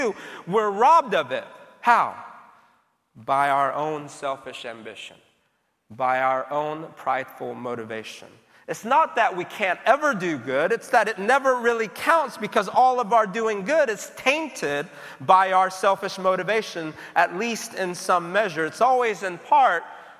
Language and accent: English; South Korea; now in United States; growing up in Korea, as a child